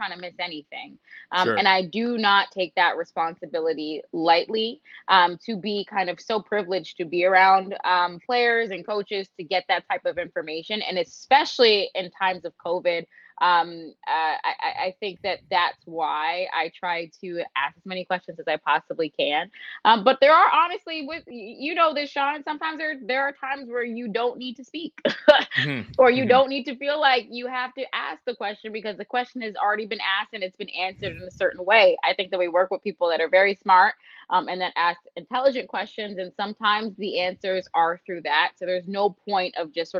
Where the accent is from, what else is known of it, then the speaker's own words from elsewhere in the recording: Toronto, Ontario, Canada; I'm from Scarborough